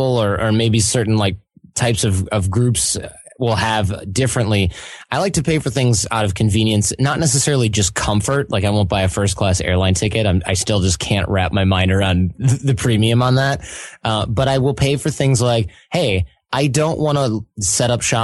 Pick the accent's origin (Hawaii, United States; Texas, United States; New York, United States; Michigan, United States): Michigan, United States; Detroit; we're from Detroit